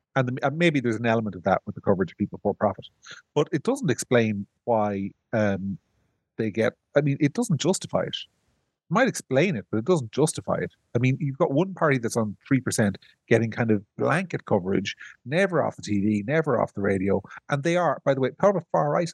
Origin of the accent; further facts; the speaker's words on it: Ireland; I'm from Ireland